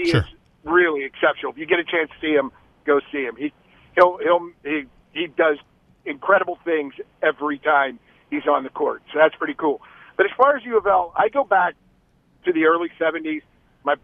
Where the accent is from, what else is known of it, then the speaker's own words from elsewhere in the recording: Pennsylvania, United States; And I'm from Pennsylvania, so I was this fanatic U of L fan. And I just remember cringing as a Steelers fan growing up in the '70s.